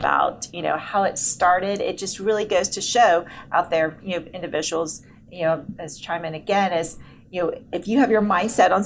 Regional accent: Plano, Texas, United States; born or raised there

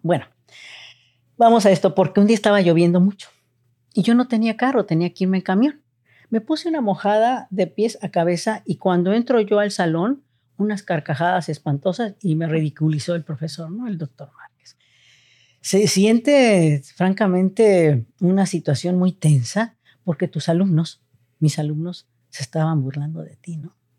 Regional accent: Mexico City, Mexico; moved away as an adult; now in Tijuana, Mexico; nazco en la Ciudad de México, estudio en la Ciudad de México, ingreso a la preparatoria número 5, José Vasconcelos en Coapa

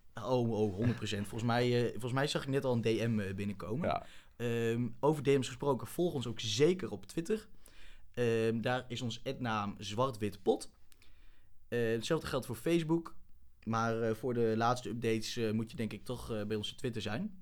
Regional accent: Wierden, Overijssel, Netherlands; moved away as an adult; now in Groningen, Netherlands; ik ben geboren in Wierden

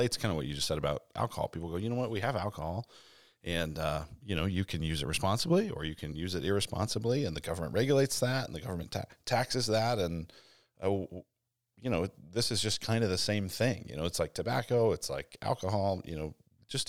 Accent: Denver, Colorado, United States; moved away; I'm from Denver originally

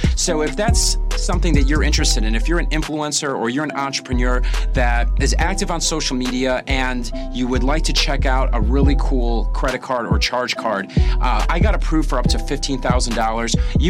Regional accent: Chicago, Illinois, United States; I'm from Chicago.

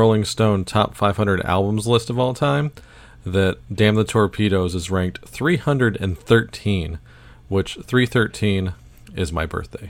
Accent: Baton Rouge, Louisiana, United States; I was born in Baton Rouge, Louisiana

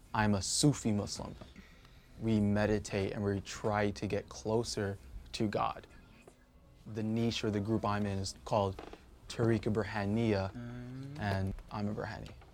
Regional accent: Mount Vernon, New York, United States; I'm from Mount Vernon, New York

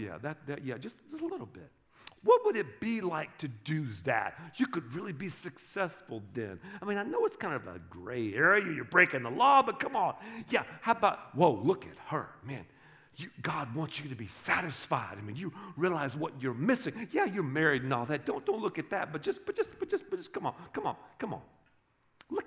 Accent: the South, United States; I grew up in the South

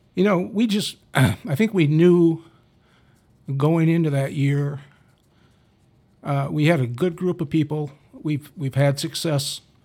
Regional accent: Dubuque, Iowa, United States; I was from Dubuque. Uh, went to Waller High School

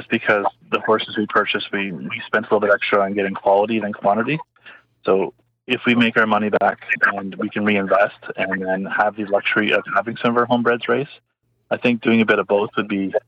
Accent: Oshawa, Ontario, Canada; I grew up in Oshawa when I was young

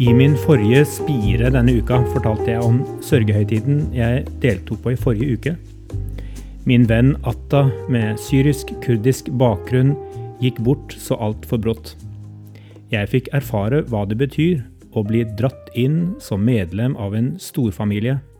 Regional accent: Norway; som nordmenn

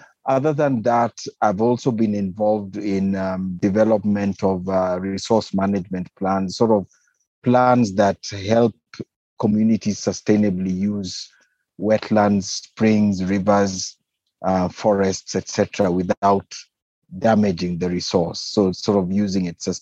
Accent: Kenya; I'm a Kenyan wildlife biologist.

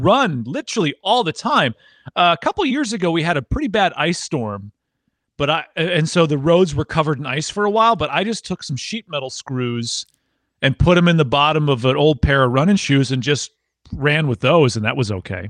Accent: Wisconsin, United States; moved away as an adult; now in Tennessee, United States; originally from Wisconsin, and I moved down to Tennessee for work

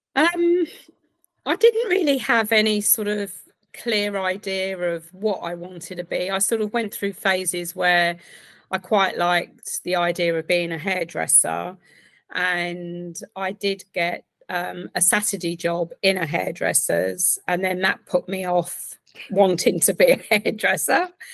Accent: Essex, East of England, United Kingdom; now in Reading, United Kingdom; originally from Essex

